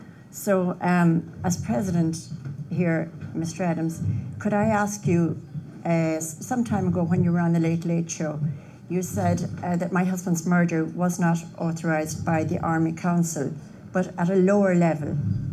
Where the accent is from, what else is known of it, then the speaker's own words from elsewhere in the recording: Limerick, Munster, Ireland; I come from Limerick.